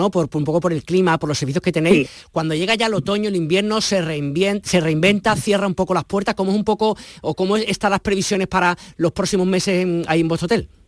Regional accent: Andalusia, Spain

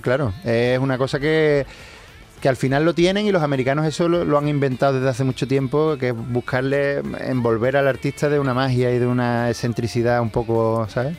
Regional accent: Seville, Andalusia, Spain; como sevillano

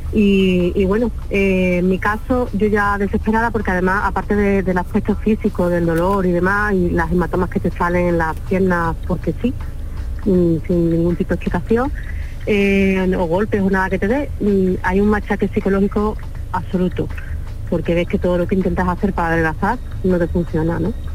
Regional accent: Alcalá de Guadaíra, Andalusia, Spain; Yo soy de Sevilla, de Alcalá de Guadaira

